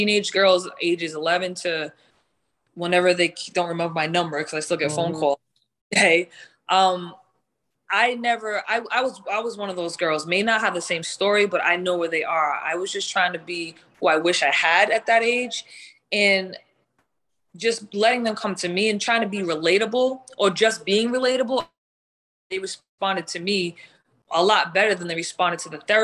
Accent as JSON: {"language": "English", "town": "Providence", "region": "Rhode Island", "country": "United States", "tie": "born or raised there", "said": "I grew up in Providence, Rhode Island"}